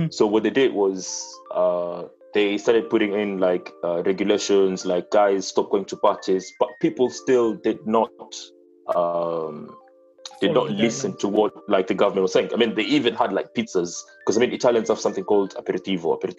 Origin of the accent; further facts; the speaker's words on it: Kenya; English is a second language; now in Italy; as a Kenyan abroad, uh, I have to apply for passports